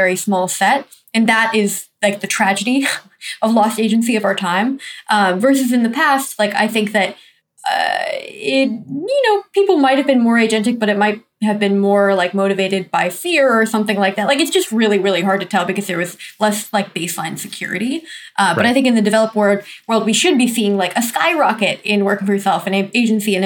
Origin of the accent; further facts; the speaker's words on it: United States; the environment I grew up in America